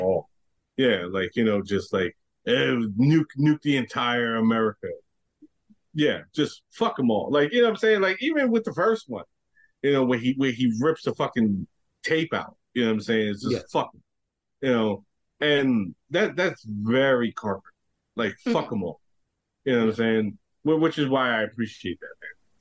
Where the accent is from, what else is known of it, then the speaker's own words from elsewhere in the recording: New York, United States; me being a New Yorker